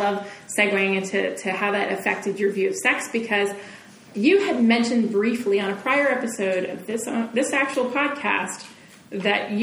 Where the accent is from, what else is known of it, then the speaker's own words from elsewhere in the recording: Texas, United States; I grew up in Texas